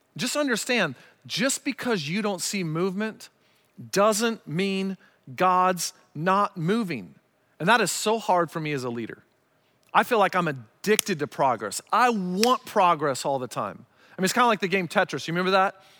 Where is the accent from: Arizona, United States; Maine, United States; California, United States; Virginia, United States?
Arizona, United States; growing up in Arizona